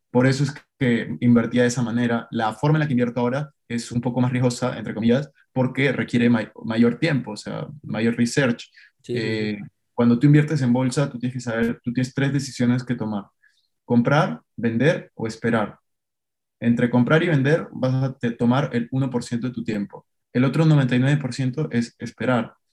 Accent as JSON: {"language": "Spanish", "country": "Peru", "moved": "as an adult", "lives_now": "Madrid, Spain", "said": "Ahora estoy viviendo en Madrid, eh, yo soy de Perú, como les decía, estoy haciendo una maestría aquí, un MBA"}